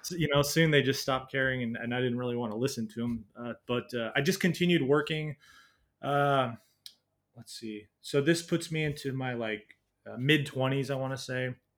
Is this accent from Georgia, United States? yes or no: no; Washington, United States; moved away as an adult; I was born in Washington State in the U S, um, uh, yeah, just a little suburb outside of Seattle by about an hour. Um, and then lived there for most of my life, uh, growing up